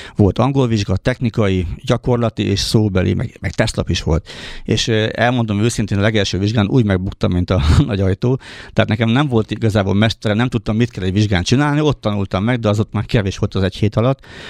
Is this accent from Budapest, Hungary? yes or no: no; Újfehértó, Szabolcs-Szatmár-Bereg, Hungary; also born or lived in Nyíregyháza; Én újfehérton születtem, újfehérton voltam gyerek, aztán már a iskolát ezt itt jártam Nyíregyházán